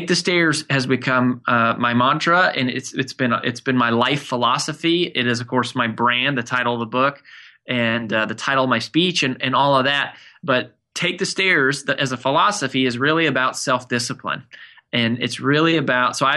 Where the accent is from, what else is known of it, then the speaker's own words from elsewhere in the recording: Frederick, Colorado, United States; now in Nashville, United States; I grew up in Colorado in a small town called Frederick